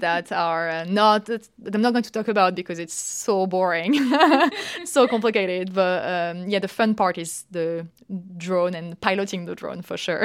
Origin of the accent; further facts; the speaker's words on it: Paris, Île-de-France, France; moved away as an adult; also born or lived in United Kingdom; now in Lausanne, Switzerland; I'm French. I've, uh, I'm born in Paris, and I did all my studies, actually, in, in Paris, France, uh, until my master.